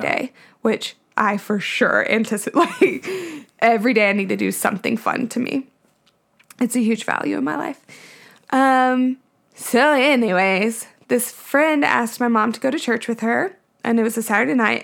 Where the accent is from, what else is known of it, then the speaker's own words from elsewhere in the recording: Nashville, Tennessee, United States; I was born in Nashville we actually live in my childhood home